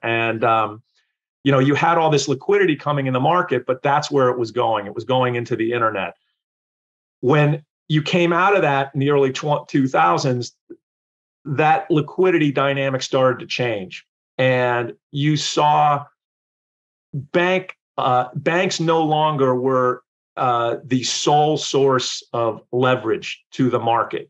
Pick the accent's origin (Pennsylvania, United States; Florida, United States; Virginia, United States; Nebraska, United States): Pennsylvania, United States; Wilkes-Barre; I grew up in uh, Wilkes-Barre, Pennsylvania